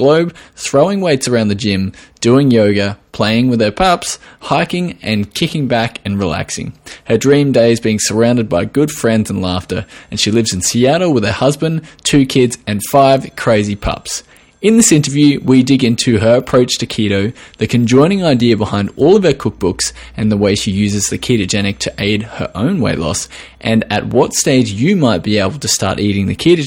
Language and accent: English; Australia